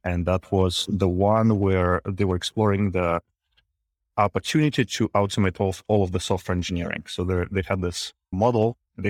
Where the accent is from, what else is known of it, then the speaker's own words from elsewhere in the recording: Minsk, Belarus; now in San Francisco, United States; Yeah, I'm from Minsk, from Belarus. I've been to Kharkiv once, just passing by.